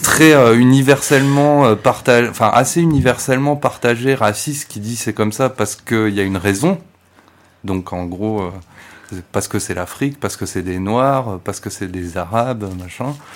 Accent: France; en tant que Français

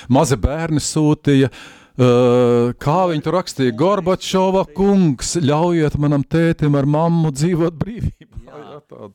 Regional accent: Latvia

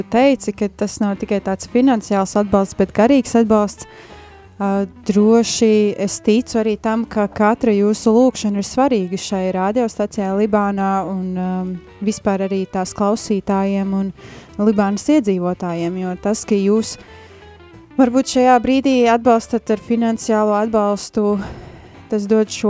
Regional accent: Riga, Latvia; born there; Nu, es piedzimu Rīgā, bet mana sirds ir kurzemē.

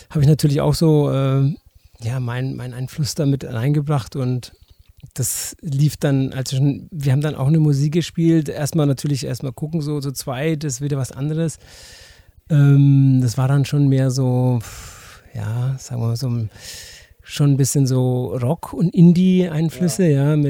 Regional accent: Herzogenaurach, Bavaria, Germany; also born or lived in Erlangen; now in Nuremberg, Germany; Nee, und äh, ja, ähm, Erlangen geboren, ähm, Herzogenaurach aufgewachsen und ähm, ja, dann nach Nürnberg ähm, gezogen irgendwann mal, ja.

